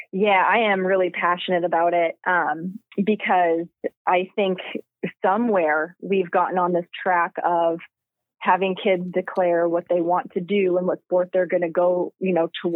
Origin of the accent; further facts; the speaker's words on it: Trail, British Columbia, Canada; now in Akron, United States; I'm from Trail, BC.